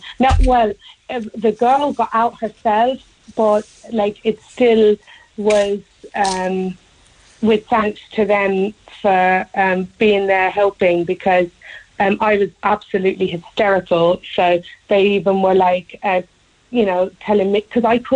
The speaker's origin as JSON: {"language": "English", "town": "Watergrasshill", "region": "Munster", "country": "Ireland", "said": "I'm actually from Watergrass Hill"}